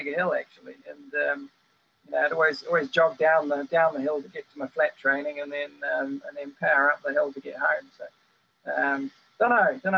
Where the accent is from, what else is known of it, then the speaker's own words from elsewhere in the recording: New Zealand; moved away as an adult; now in Ziano, Italy; Growing up in New Zealand